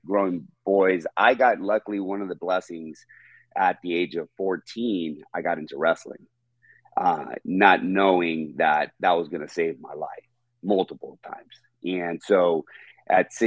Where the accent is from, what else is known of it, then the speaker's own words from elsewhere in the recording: Riverside, California, United States; also born or lived in Temecula, California / Los Angeles, California; So I'm from Riverside, California